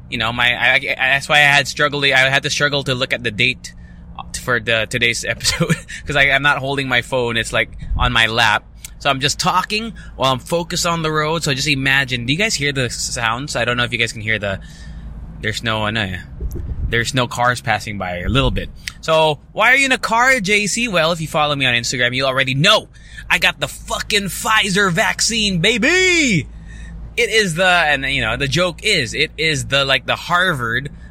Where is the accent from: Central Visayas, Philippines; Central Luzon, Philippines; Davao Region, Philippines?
Central Luzon, Philippines; Angeles City; also born or lived in Ortigas, Manila; now in Manila, Philippines; my address technically on my license is in my hometown of Pampanga, Angeles City